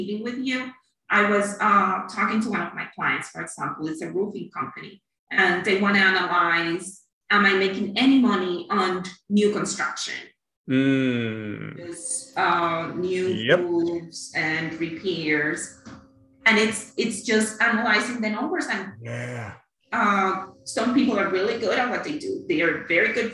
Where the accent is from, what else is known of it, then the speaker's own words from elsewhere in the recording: Cuba; moved away as an adult; also born or lived in Miami, United States; now in Naples, United States; I'm originally from Cuba